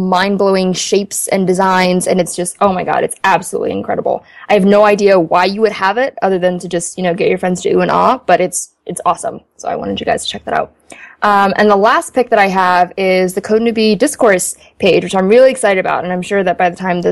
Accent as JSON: {"language": "English", "country": "Ethiopia", "tie": "born or raised there", "moved": "yes", "lives_now": "United States", "said": "I was born in Ethiopia"}